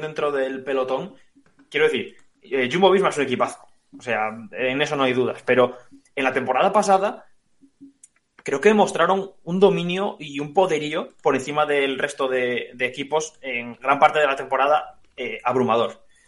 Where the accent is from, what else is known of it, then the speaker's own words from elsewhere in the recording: Spain; como aficionado español que soy